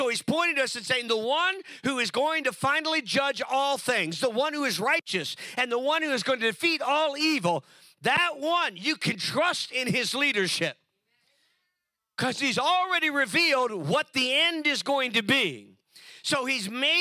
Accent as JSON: {"language": "English", "region": "California", "country": "United States", "said": "California, my home state"}